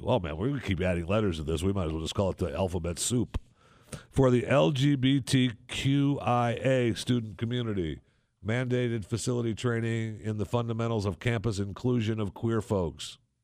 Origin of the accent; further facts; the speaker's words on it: Saginaw, Michigan, United States; moved away; in Saginaw, Michigan, which, uh, when I was there, when I grew up, one hundred and fifty years ago, in Saginaw, Michigan